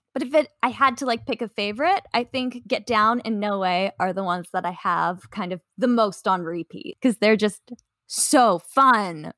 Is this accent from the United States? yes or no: no; Canada; I'm Canadian